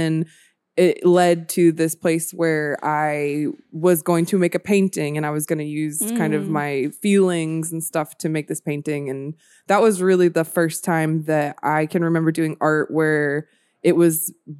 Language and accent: English; Marietta, Georgia, United States; now in Sacramento, United States; I'm from Marietta, Georgia. So it's like right outside of Atlanta.